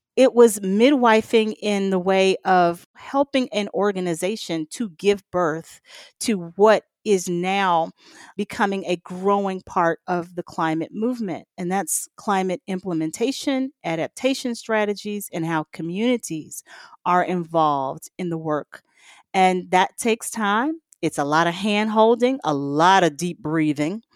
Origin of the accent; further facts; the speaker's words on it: the South, United States; I'm from the South